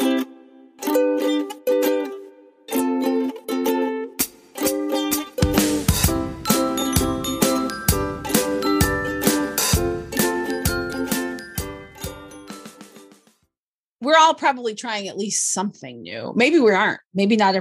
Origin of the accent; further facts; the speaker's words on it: Michigan, United States; moved away as an adult; also born or lived in Washington, D.C. / Memphis, Tennessee; I grew up in Michigan and never learned Michigan history from school